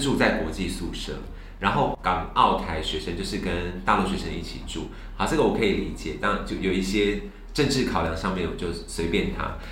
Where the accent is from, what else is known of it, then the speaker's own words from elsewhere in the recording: Taiwan; 我们台湾人非常友善